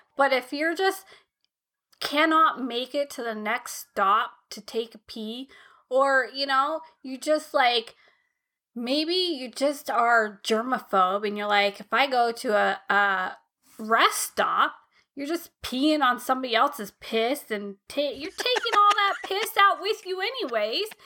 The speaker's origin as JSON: {"language": "English", "country": "United States", "tie": "born or raised there", "said": "I was born in America. I was raised in America"}